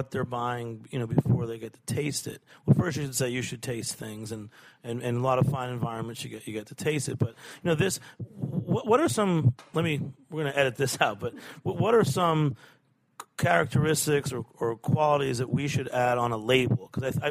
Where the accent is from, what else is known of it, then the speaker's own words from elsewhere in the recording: Haverhill, Massachusetts, United States; my hometown of Haverhill, Massachusetts